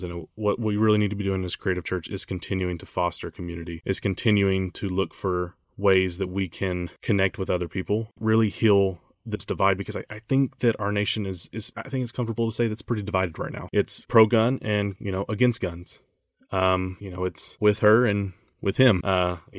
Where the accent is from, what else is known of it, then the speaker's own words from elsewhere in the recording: United States; as an American